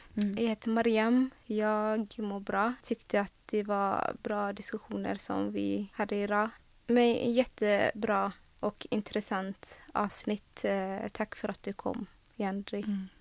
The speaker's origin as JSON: {"language": "Swedish", "town": "Gothenburg", "region": "Västra Götaland", "country": "Sweden", "tie": "born or raised there", "said": "Majorna där jag kommer ifrån då, eller kommer ifrån, där jag växte upp"}